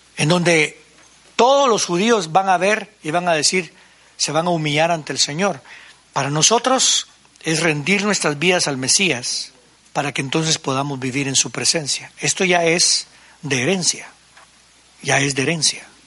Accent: Guatemala; Soy puro guatemalteco

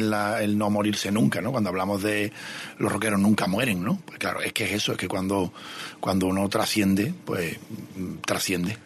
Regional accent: Dos Hermanas, Andalusia, Spain; also born or lived in Seville; Yo nací en el Hospital Bien de Rocío, nací en Sevilla, pero sí, vamos, de, de dos hermanas

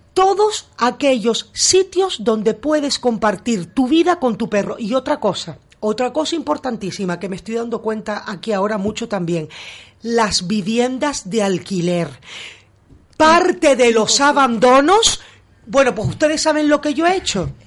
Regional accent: Gran Canaria, Canary Islands, Spain; now in Beverly Hills, United States

